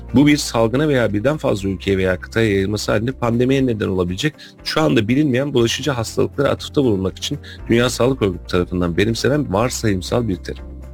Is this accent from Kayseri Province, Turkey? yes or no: yes; Kayseri Province, Turkey; biz Kayseri'nin Hakkari'yi nasıl görüyorsak